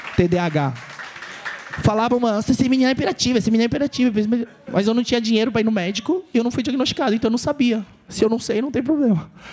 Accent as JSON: {"language": "Portuguese", "region": "São Paulo", "country": "Brazil", "tie": "born or raised there", "said": "Eu nasci no Bom Retiro, lá na Luz, do lado da Cracolândia e tal. vivi minha vida em dois bairros só"}